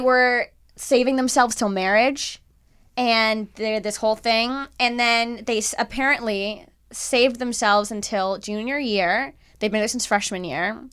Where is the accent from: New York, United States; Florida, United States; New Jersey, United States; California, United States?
Florida, United States; Miami; I'm from Miami